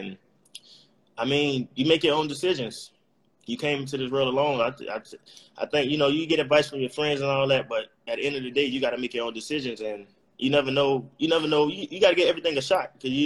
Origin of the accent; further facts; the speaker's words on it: Miami, Florida, United States; moved away as an adult; also born or lived in Tallahassee, Florida; I'm from Miami